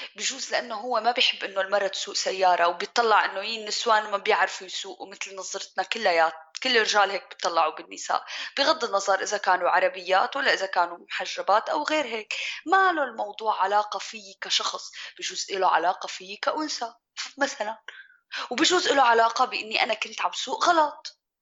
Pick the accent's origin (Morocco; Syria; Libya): Syria; moved away as an adult; also born or lived in Jordan; now in Germany; أنا صبية سورية